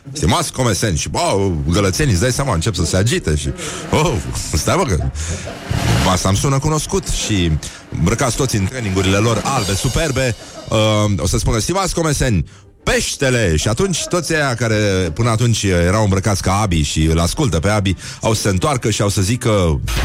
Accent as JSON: {"language": "Romanian", "country": "Romania", "said": "noi, noi ca și români"}